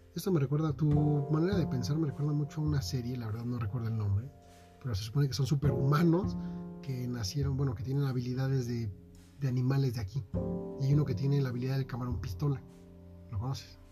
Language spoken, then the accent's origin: Spanish; Mexico; ahorita soy mexicano